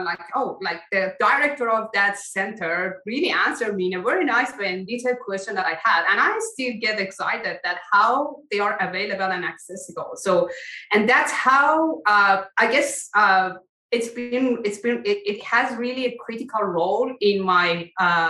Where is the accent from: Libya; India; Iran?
Iran; moved away as an adult; also born or lived in Germany / Austria; now in Canada; I come from Iran and then I went to Germany for my PhD. And then part of my PhD, I went to Austria. Then I came to Canada